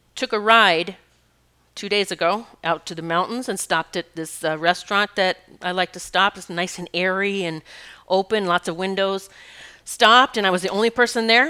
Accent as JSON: {"language": "English", "town": "Rapid City", "region": "South Dakota", "country": "United States", "tie": "born or raised there", "said": "I grew up in South Dakota, Rapid City, South Dakota. Black Hills were my playground."}